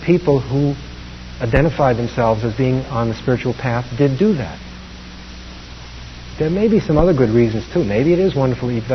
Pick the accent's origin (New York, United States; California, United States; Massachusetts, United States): New York, United States; New York City; I grew up in Brooklyn, New York.